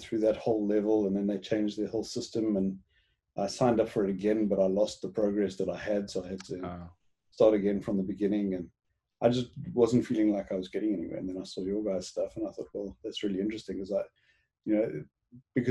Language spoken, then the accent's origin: English; Johannesburg, Gauteng, South Africa; accent: South African; moved away as an adult; also born or lived in Cape Town, South Africa / Hong Kong / East Africa; now in Vancouver, Canada; I grew up in South Africa. Born in Cape Town, raised in Johannesburg